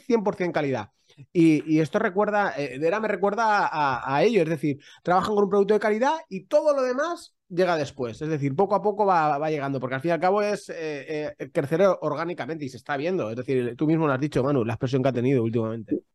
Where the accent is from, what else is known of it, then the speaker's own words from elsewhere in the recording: Valencian Community, Spain; Mercadona, que es de mi tierra, que es, que es valenciana